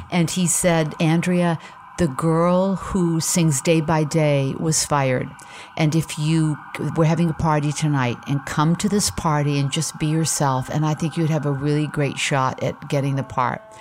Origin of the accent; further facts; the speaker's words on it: Portland, Maine, United States; moved away; I grew up in Portland, Maine